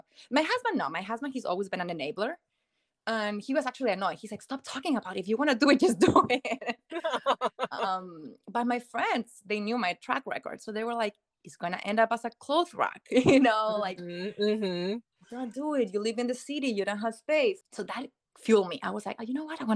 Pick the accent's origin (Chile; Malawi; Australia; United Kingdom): Chile; moved away as an adult; now in United States; I'm originally from South America, from Chile, and I've been in the States for 13 years now. So I moved here 2010.